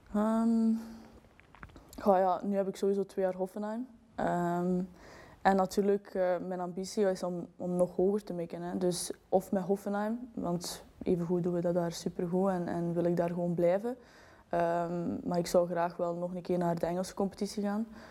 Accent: Belgium; wij zijn Belgen

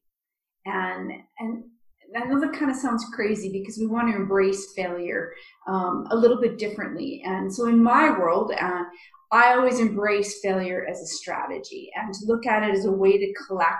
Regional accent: Canada

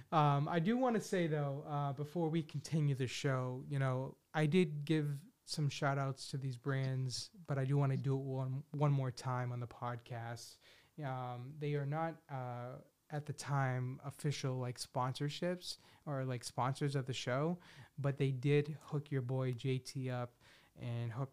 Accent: Philadelphia, Pennsylvania, United States; I'm like from the Philadelphia area.

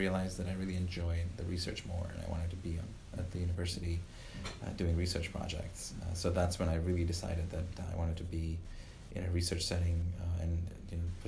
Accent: Uganda; moved away as an adult; also born or lived in Louisiana, United States; now in Illinois, United States; Before that, I lived in Africa. I grew up in Uganda all the way through high school

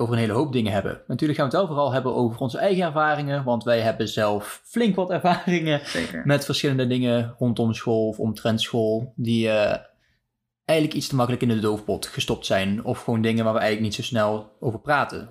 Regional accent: Deurne, North Brabant, Netherlands; Ik kom uit Deurne, een dorpje in Zuidoost-Brabant

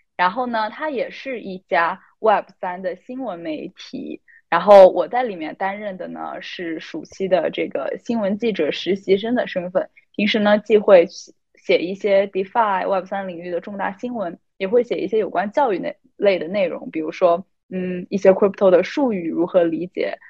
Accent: China; now in Boston, United States; 我来自中国，现在在波士顿

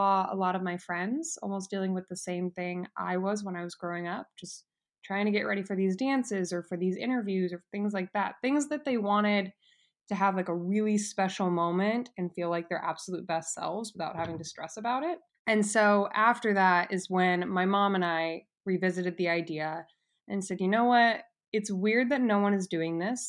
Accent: Las Vegas, Nevada, United States; I was born and raised in Las Vegas

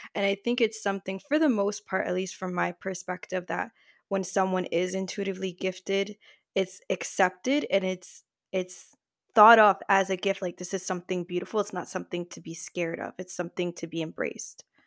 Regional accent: New Jersey, United States; I was born in the States. I'm from Jersey, but I am descended from Puerto Rican parents and grandparents.

